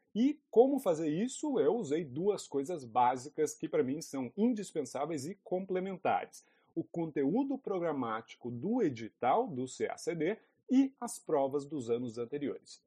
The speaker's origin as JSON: {"language": "Portuguese", "town": "Lavras", "region": "Minas Gerais", "country": "Brazil", "also_born_or_lived": "Brasília", "moved": "as an adult", "said": "Eu sou de Lavras, uma cidadezinha no sul de Minas Gerais."}